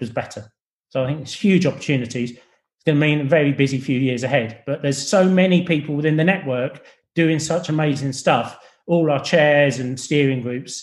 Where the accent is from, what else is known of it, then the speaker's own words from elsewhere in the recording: England, United Kingdom; accent: English; I'm English, I'm not from Scotland